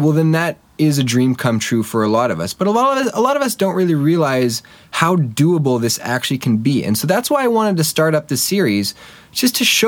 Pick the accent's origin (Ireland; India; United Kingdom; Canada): Canada; Winnipeg, Manitoba; also born or lived in Halifax; I grew up in Winnipeg